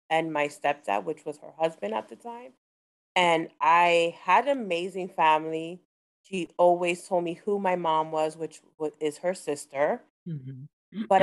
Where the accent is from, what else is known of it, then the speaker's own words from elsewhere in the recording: Hoboken, New Jersey, United States; I'm from Hoboken, small